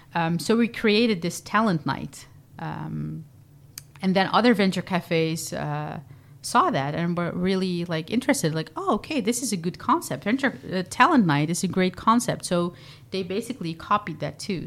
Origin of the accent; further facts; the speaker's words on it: Vlissingen, Zeeland, Netherlands; moved away; also born or lived in Rotterdam; I, uh, was born and raised in Vlissingen, Zeeland